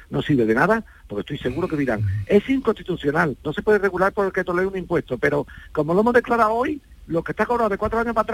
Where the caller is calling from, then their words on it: Andalusia, Spain; yo estoy a punto de comprar un solar en mi pueblo aquí en Sevilla, un pueblo de Sevilla.